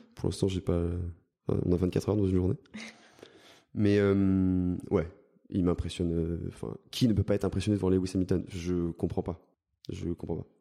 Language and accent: French; Spéracèdes, Provence-Alpes-Côte d'Azur, France; j'ai grandi dans le sud de la France, j'ai grandi euh, dans l'ARPI Grassois